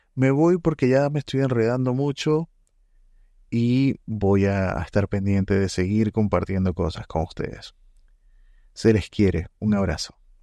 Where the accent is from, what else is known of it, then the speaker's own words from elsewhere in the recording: Venezuela; moved away as an adult; now in Santiago, Chile; En este momento vivo en Santiago, de Chile. Eh, soy venezolano y, mm, estando acá hace cuatro años